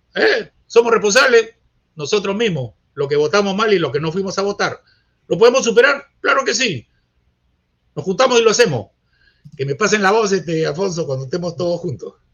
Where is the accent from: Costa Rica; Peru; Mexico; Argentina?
Peru; yo soy peruano. Yo soy peruano, mi bandera, mi himno, mi país